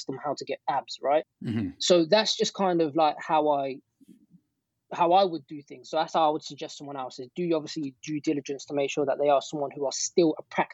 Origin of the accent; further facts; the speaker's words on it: United Kingdom; accent: British; my British accent